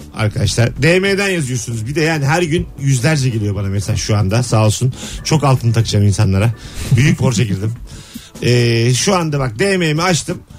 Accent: Bursa, Turkey; ben Bursalıyım

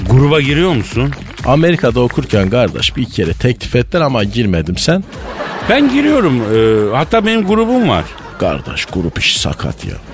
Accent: Malatya, Turkey; La oğlum biz Malatyalıyız de ya grup bize ters ya.

